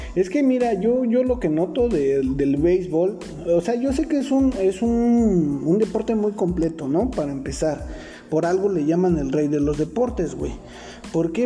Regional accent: Mexico; also born or lived in Nezahualcóyotl (Riva Palacio) / Iztapalapa (Santiago Acahualtepec); yo crecí en la Chente Warrior, ahí en la Vicente Guerrero, güey, y después ah, me fui a Nesa York

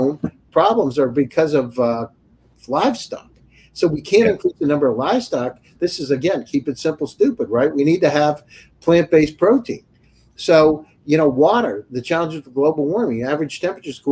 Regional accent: Pennsylvania, United States; I grew up in Pennsylvania on a farm.

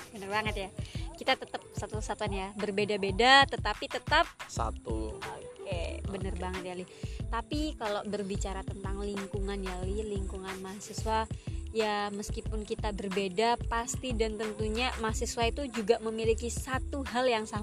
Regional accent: Java, Indonesia; mulai dari budaya yang aku orang Jawa ya yang nggak biasa dengan Eh, budaya budaya

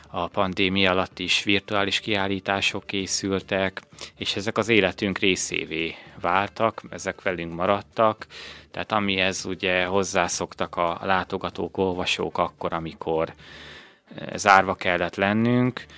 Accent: Újkígyós, Békés, Hungary; also born or lived in Szeged; én új kígyósi származású vagyok, viszont az mindig is fontosnak éreztem, hogy ne szakadjak el a, a, a szülőföldemtől

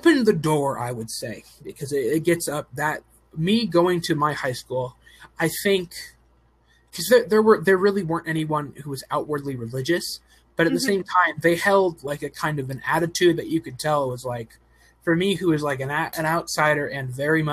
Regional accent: Oregon, United States; I'm from Oregon

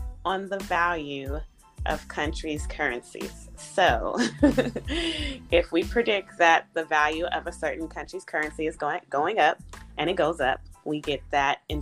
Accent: the Bay Area, California, United States; now in Los Angeles, United States; I'm originally from the Bay Area, live in Los Angeles, California

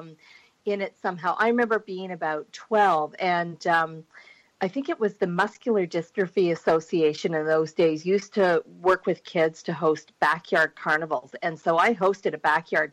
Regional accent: Burlington, Ontario, Canada; I grew up in Ontario, just outside Toronto, Burlington

